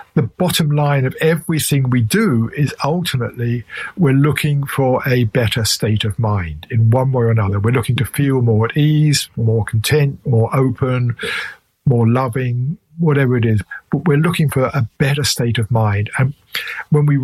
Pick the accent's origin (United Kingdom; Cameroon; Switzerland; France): United Kingdom; England; accent: English; my English accent